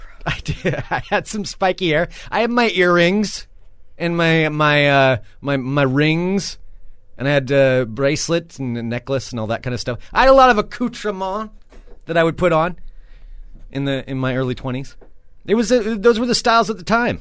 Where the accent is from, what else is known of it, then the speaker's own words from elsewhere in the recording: Oregon, United States; I'm from Oregon.